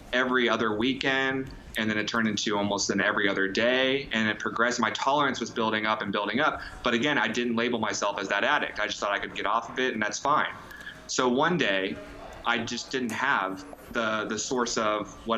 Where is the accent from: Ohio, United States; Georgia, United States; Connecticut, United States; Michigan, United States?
Ohio, United States; Columbus; We're from Columbus, Ohio. I was born and raised here.